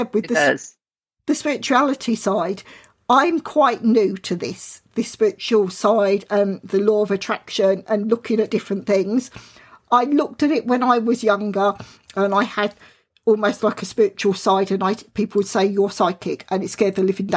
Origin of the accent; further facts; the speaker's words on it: Southern England, United Kingdom; accent: Southern England; I've got a British accent. I've got a Southern England accent, which some people think it's London, but it was a bit further down